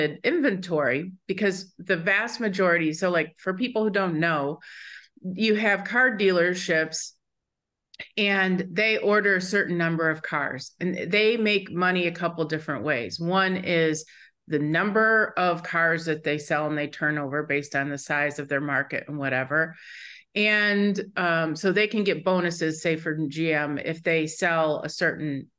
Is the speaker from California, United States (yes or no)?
no; Michigan, United States; I grew up in Michigan